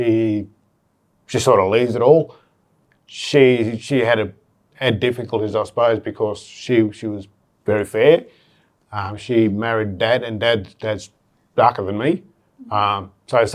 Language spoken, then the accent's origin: English; Brungle, New South Wales, Australia; also born or lived in Tumut; Born and raised there. There's eight of us in the family